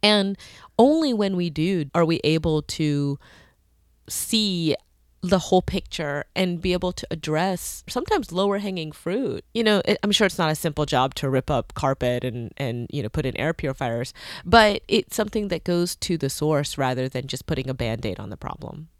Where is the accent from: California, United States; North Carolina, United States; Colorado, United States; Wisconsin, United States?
North Carolina, United States; North Carolina. Whoop, whoop. That's my home state.